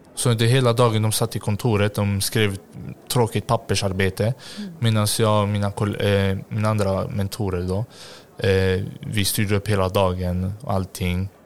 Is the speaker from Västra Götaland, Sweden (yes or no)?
yes; Gothenburg, Västra Götaland, Sweden; jag är uppvuxen i Hjällbo